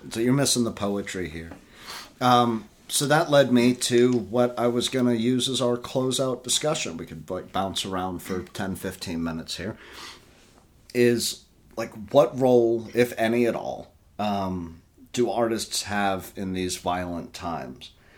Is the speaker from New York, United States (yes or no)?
no; Tennessee, United States; We're from Tennessee